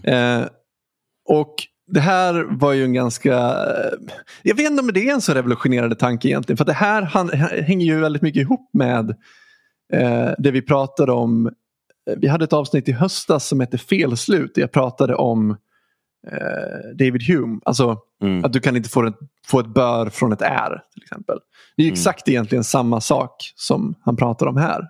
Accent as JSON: {"language": "Swedish", "region": "Dalarna County", "country": "Sweden", "said": "Dalarna också, ganska nära där jag är ifrån"}